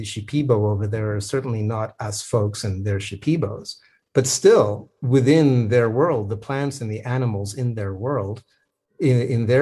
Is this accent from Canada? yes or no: yes; Canada; I am a Canadian